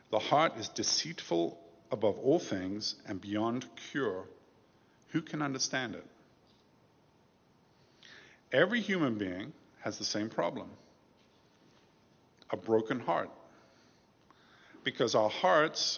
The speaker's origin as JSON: {"language": "English", "country": "United Kingdom", "tie": "born or raised there", "said": "When I was growing up in England, there was a scandal in my neighborhood. We lived in the suburbs outside London"}